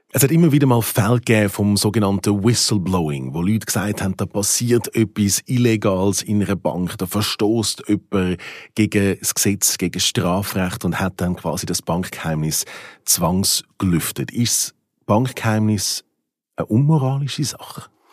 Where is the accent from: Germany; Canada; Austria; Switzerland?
Switzerland; wir das hier in der Schweiz